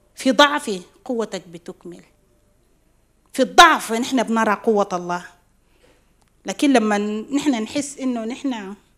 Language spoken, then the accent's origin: Arabic; South Sudan; بجنوب السودان مرينا بحروب